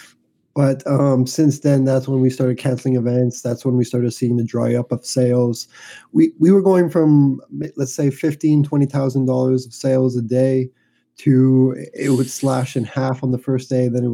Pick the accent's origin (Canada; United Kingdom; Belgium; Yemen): Canada; Montreal, Quebec; I'm from Montreal, Canada